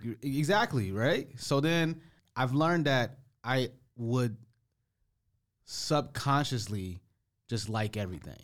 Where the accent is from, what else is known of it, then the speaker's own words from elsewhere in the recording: United States; I'm an American